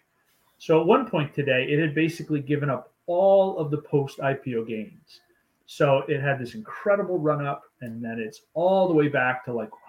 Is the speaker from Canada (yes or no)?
yes; Canada; I'm Canadian